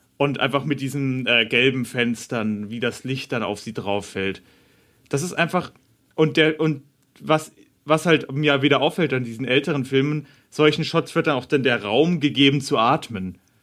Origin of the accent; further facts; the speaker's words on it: Bavaria, Germany; moved away; Ich bin ja in Bayern aufgewachsen.